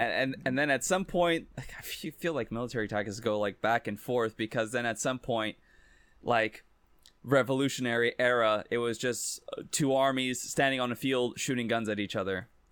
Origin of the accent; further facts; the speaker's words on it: Brazil; now in Canada; where I was born in Brazil